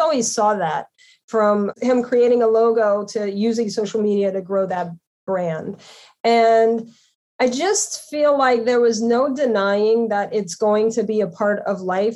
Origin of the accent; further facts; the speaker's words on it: Louisiana, United States; moved away as an adult; also born or lived in New York City / Connecticut; I'm from Louisiana, so you know, I was raised to be respectful to others